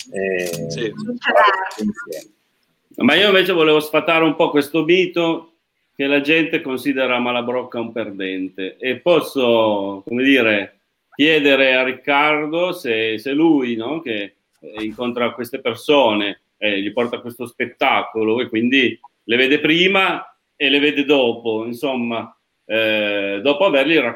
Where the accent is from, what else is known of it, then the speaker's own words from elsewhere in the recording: Turin, Piedmont, Italy; born there; io sono torinese di nascita, quindi sono molto legato al Museo Egizio